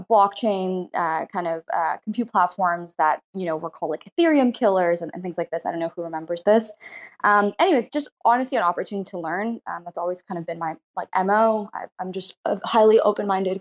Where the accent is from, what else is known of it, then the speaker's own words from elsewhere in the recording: Toronto, Ontario, Canada; So I grew up in Canada, in Toronto. Well, born in Toronto, grew up nearby